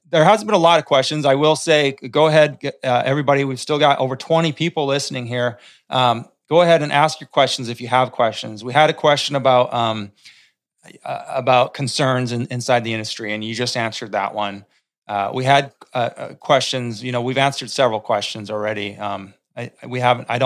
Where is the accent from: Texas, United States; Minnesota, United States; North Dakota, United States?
North Dakota, United States; I've, I've seen it. I grew up in North Dakota.